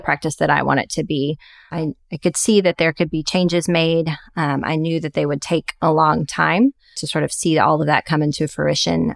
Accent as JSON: {"language": "English", "town": "Little Rock", "region": "Arkansas", "country": "United States", "tie": "born or raised there", "moved": "as an adult", "said": "found a private practice group in my hometown of Little Rock, Arkansas."}